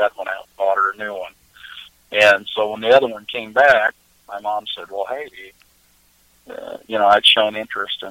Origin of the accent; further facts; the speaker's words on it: Kansas City, Missouri, United States; also born or lived in Iowa; I was born in Iowa, in a little farm town in northeast Iowa. And then we moved to Kansas City, Missouri when I was young